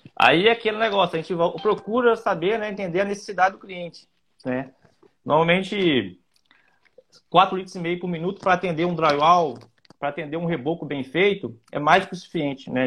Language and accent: Portuguese; Ubá, Minas Gerais, Brazil; eu sou aqui de Ubá, né, que é um polo moveleiro muito grande